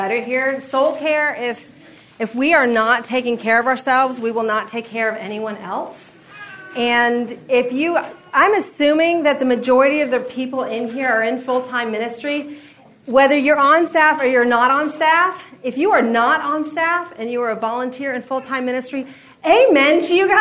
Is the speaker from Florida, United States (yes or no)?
yes; Florida, United States; now in Middle Tennessee, United States; I'm from Florida